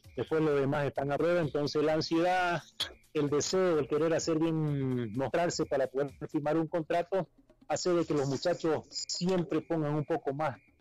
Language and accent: Spanish; Bolivia; porque somos bolivianos